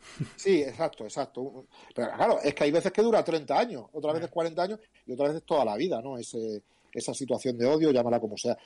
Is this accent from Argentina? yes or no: no; Cáceres, Extremadura, Spain; moved away; also born or lived in Japan; yo soy de la Madrila, quizás es donde yo me siento más bueno, donde he crecido